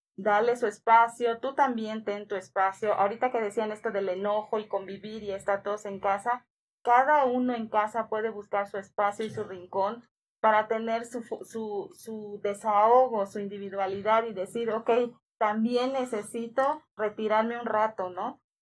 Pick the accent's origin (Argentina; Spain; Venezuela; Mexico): Mexico; Yucatán; moved away; en mi tierra, en Yucatán